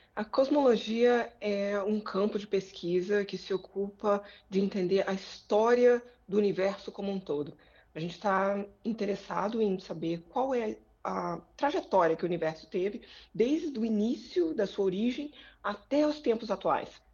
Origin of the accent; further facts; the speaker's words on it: Brazil; moved away as an adult; now in United States; voltei para o Brasil e concluí o, o, o doutorado em 2010